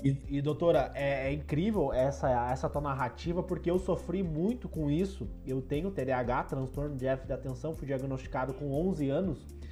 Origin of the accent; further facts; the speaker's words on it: Passo Fundo, Rio Grande do Sul, Brazil; Eu sou de Passo Fundo, aqui do norte do Rio Grande do Sul